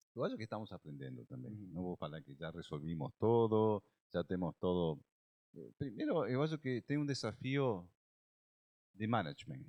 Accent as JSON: {"language": "Portuguese", "country": "Argentina", "second_language": "Portuguese", "moved": "as an adult", "lives_now": "Brazil", "said": "É, eu sou argentino, moro no Brasil desde 2003, já são 19 anos"}